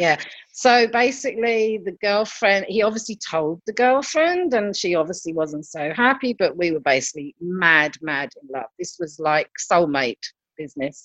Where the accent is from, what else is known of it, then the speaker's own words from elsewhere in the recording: London, United Kingdom; now in Germany; I come from London